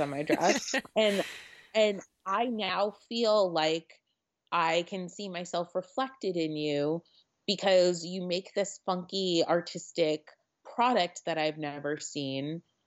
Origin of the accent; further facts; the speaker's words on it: Connecticut, United States; now in New York City, United States; I grew up in Connecticut